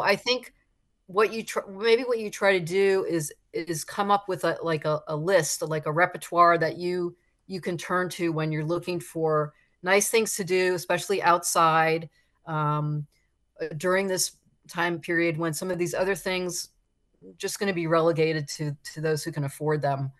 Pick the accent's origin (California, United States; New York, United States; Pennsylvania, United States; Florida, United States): Florida, United States; South; born or raised there